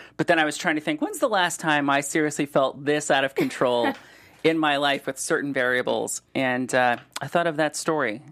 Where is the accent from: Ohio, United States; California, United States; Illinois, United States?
Ohio, United States; Solon; also born or lived in Cleveland; now in Los Angeles, United States; I grew up in Solon